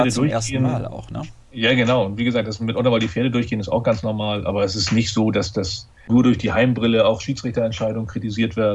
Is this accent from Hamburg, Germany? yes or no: yes; Hamburg, Germany; Und ich als Hamburger mit der Geschichte der HSV-Fußballer im Hinterkopf